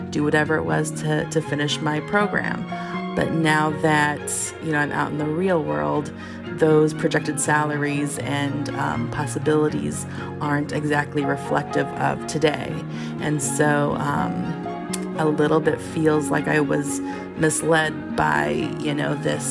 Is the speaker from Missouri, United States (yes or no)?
yes; St. Louis, Missouri, United States; I'm from St. Louis, Missouri.